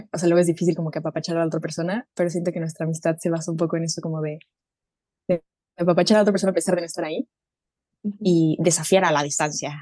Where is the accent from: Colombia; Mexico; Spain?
Mexico; also born or lived in Germany; now in Leipzig, Germany; soy mexicana alemana, viviendo en, Leipzig, Leipzig, Alemania